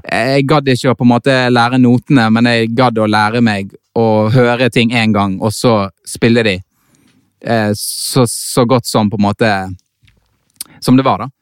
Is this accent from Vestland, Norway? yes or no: yes; Bergen, Vestland, Norway; jeg er født i Bergen